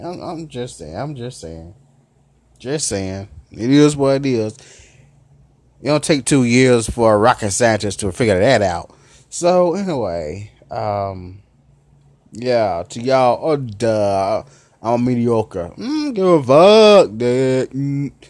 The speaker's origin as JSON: {"language": "English", "town": "Memphis", "region": "Tennessee", "country": "United States", "accent": "southern", "said": "I'm a southern cat, you know, as they say it. I'm southern. I'm from Memphis city"}